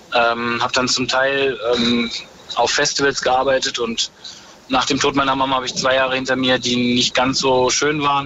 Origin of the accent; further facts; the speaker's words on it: Ruhr area near the Dutch border, North Rhine-Westphalia, Germany; moved away as an adult; also born or lived in France / Vienna; now in Berlin, Germany; ich bin im Ruhrport groß geworden, also an der holländischen Grenze